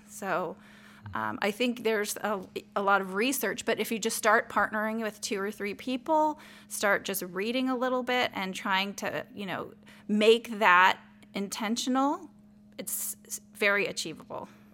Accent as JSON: {"language": "English", "town": "El Paso", "region": "Texas", "country": "United States", "tie": "born or raised there", "said": "I was raised in El Paso, Texas, and I was raised in a minority town"}